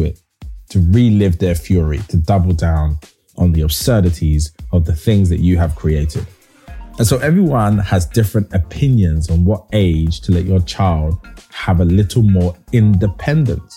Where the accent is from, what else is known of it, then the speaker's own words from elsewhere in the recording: London, United Kingdom; When I was raised in Hackney, there is an area called Hoxton